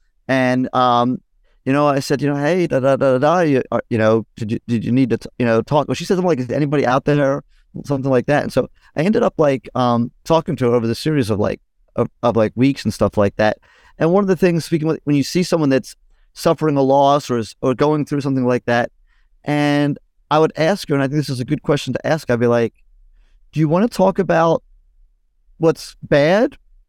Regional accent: United Kingdom; happened to be on Twitter one night as a British person.

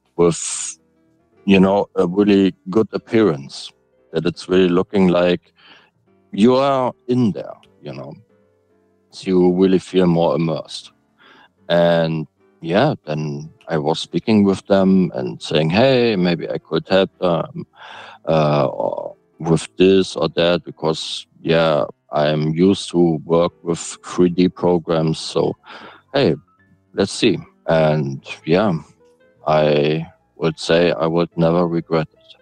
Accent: Hamburg, Germany; I'm from Germany, Hamburg

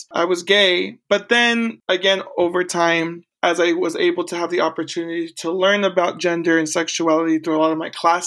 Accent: Corning, California, United States; also born or lived in Porterville, California; now in Orange County, United States; I was born in Central California in a small town called Porterville. However, I grew up north, call it the Deep North, it's past Sacramento, and another small town called Corning, California, where I finished high school

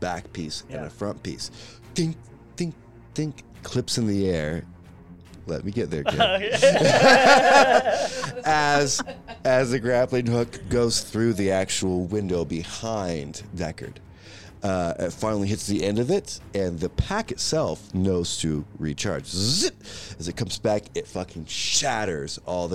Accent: United States; I'm American

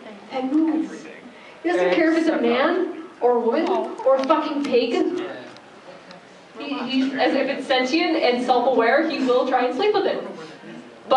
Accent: New Jersey, United States; I'm not from Cleveland, guys. I'm from New Jersey

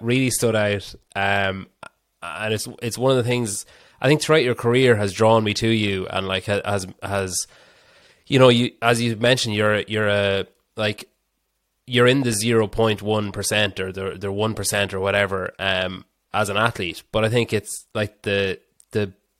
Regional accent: Ireland

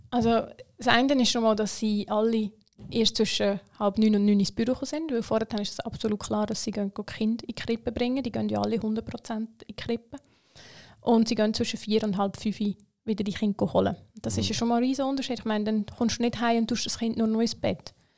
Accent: Switzerland; ich bin in der Schweiz aufgewachsen.

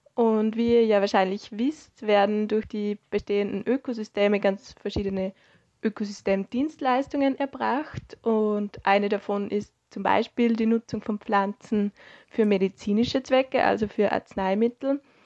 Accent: Upper Austria, Austria; moved away as an adult; now in Vienna, Austria; Ich bin ursprünglich aus Oberösterreich und vor circa sechs Jahren für das UBM-Studium nach Wien gekommen

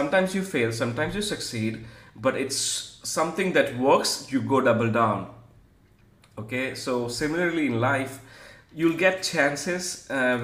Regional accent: Gujarati family in India, India; I'm like from Gujarati family in India

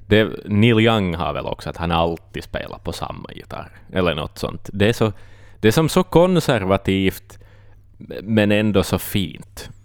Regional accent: Finland; vi är finnar, vi är inte britter

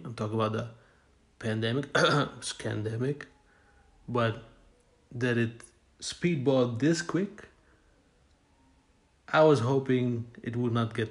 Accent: Netherlands; I'm from the Netherlands in Europe.

